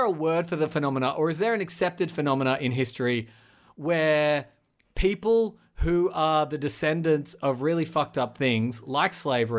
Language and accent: English; Australia; I'm an Australian. It's a word that doesn't mean that much to me.